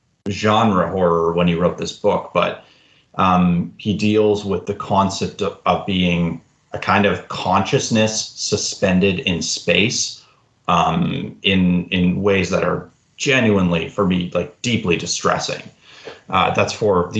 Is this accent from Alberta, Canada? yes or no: yes; Alberta, Canada; now in Fredericton, Canada; I was born in Alberta. I'm living in Fredericton, New Brunswick now